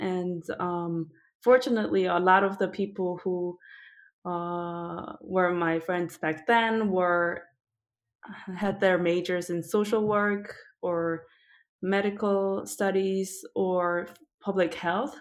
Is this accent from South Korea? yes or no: yes; South Korea; moved away; also born or lived in United States / Japan; I was born and raised in South Korea, but then I I spent a little bit of time in the U.S. when I was little, and then also in Japan when I was older